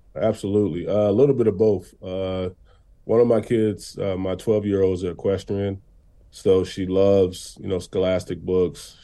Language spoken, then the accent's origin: English; Racine, Wisconsin, United States; my hometown, Racine, Wisconsin